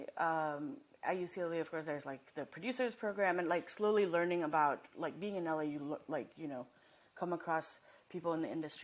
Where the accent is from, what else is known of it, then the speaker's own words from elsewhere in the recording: Nepal; also born or lived in Massachusetts, United States; now in Los Angeles, United States; I didn't grow up here. And I grew up in Nepal, and then I came here